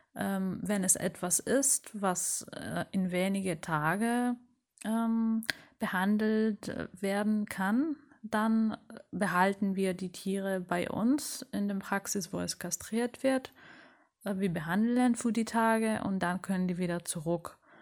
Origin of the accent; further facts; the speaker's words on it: Rhodes, South Aegean, Greece; Ich bin auf Rhodos geboren